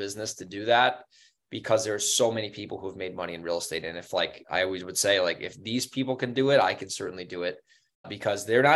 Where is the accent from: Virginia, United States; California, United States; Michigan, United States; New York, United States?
New York, United States; Newburgh; moved away as an adult; now in San Diego, United States; Newburgh, New York, where the area I grew up in. I grew up in the Hudson Valley.